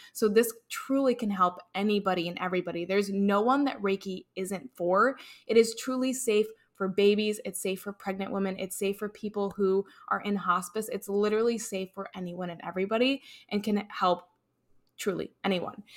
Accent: Chicago, Illinois, United States; moved away as an adult; also born or lived in North Carolina; I'm originally from Chicago

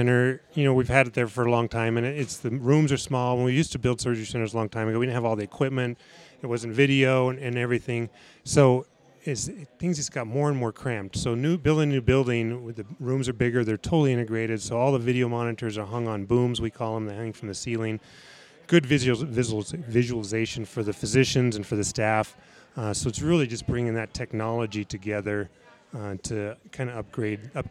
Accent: Tucson, Arizona, United States; moved away as an adult; also born or lived in Kingman, Arizona / Logan, Utah; now in Huntsville, United States; I grew up in Tucson, University of Arizona graduate

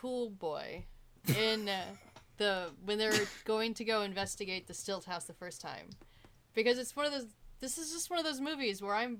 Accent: United States; me being a white woman, young white woman growing up in America

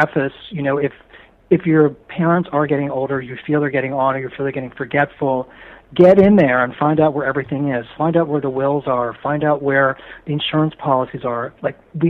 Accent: Philadelphia, Pennsylvania, United States; now in Los Angeles, United States; I grew up in Philadelphia, in the suburbs of Philadelphia

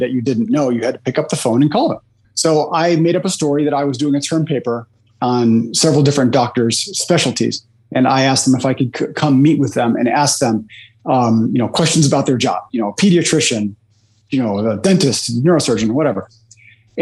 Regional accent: Chicago, Illinois, United States; I'm from Chicago, Illinois, in the United States

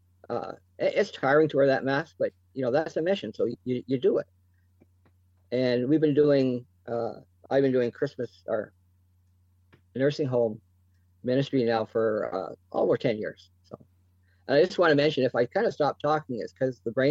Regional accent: Chatham, Ontario, Canada; my hometown here in Chatham

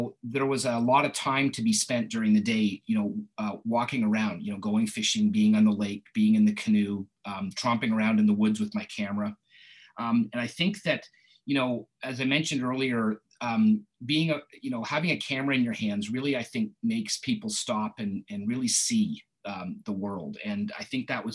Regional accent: Maple, Ontario, Canada; now in Richmond Hill, Canada; I grew up in Maple, so it's not too far away, and I went to Langstaff High School

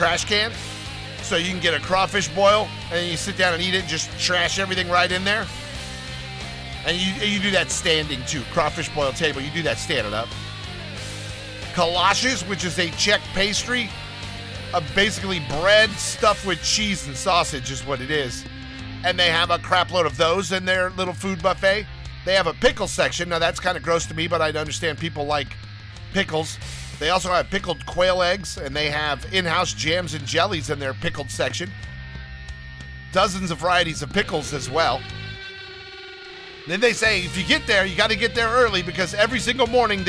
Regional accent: the South, United States; I am a guy from the South

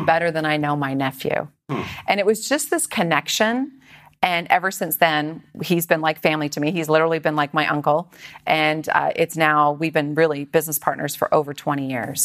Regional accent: Aldergrove, British Columbia, Canada; moved away as an adult; also born or lived in Edmonton, Alberta / Vancouver; now in San Diego, United States; Originally, I was born in Edmonton. Okay. And then I moved to Vancouver area, just outside of uh, Vancouver, in a little small town with 5,000 people called Aldergrove.

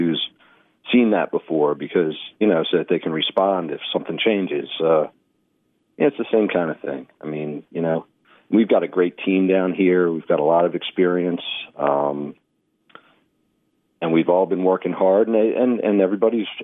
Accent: Baltimore, Maryland, United States; moved away as an adult; I grew up in Baltimore, Maryland

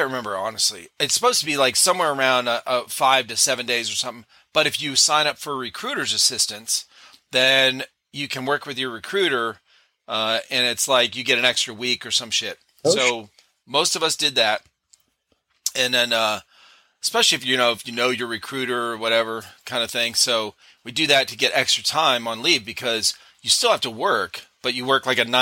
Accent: Cleveland, Ohio, United States; moved away as an adult; now in South Carolina, United States; I grew up in Cleveland, Ohio

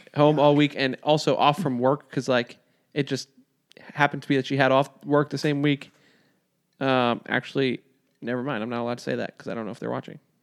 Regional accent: New York, United States; I'm from New York

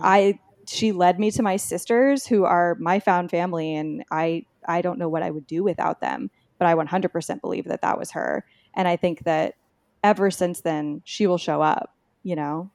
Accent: Texas, United States; I'm from Texas, and I grew up, um, you know, pretty close to Mexico

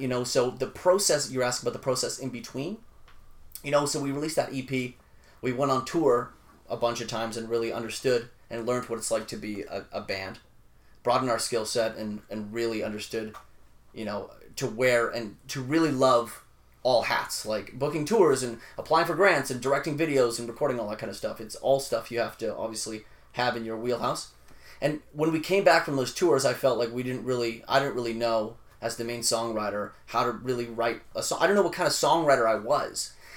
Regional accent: Vancouver, British Columbia, Canada; also born or lived in Winnipeg, Manitoba, Canada; I moved from Winnipeg to Vancouver, okay, when I was like eleven

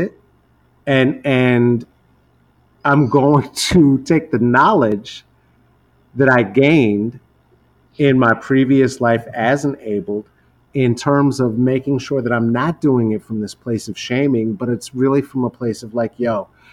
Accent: United States; I grew up in the United States

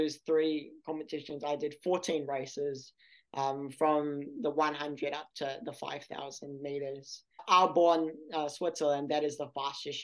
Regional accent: New Zealand; I went as a New Zealander

